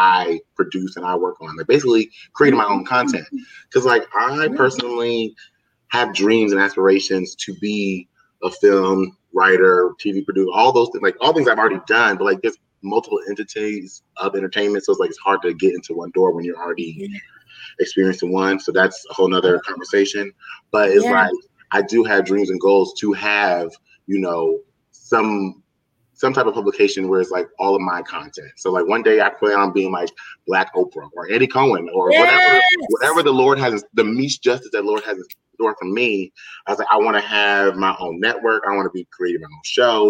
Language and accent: English; New Jersey, United States; We're both from Jersey, so you know the type of small towns we're from.